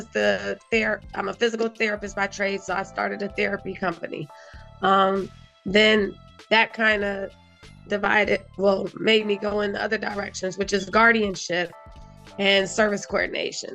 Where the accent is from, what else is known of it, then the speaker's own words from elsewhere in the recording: North Carolina, United States; moved away as an adult; also born or lived in Ohio; now in Philadelphia, United States; Originally, I'm from Ohio. I grew up between North Carolina and Ohio